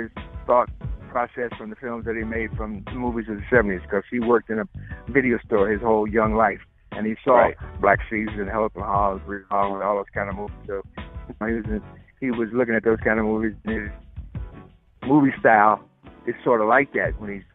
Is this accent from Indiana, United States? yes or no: yes; Gary, Indiana, United States; I'm from Gary